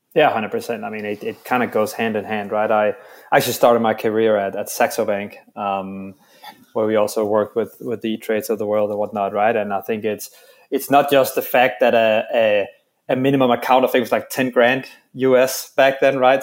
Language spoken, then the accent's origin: English; Denmark; now in New York, United States; I'm from Denmark, and and are now in New York